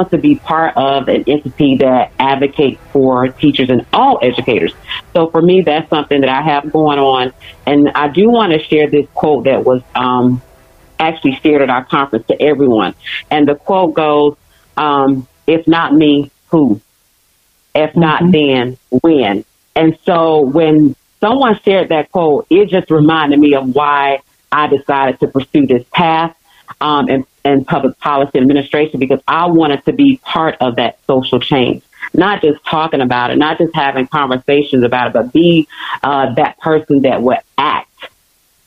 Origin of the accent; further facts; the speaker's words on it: Alabama, United States; now in Atlanta, United States; I am actually originally from Alabama, but I am currently residing in Atlanta, Georgia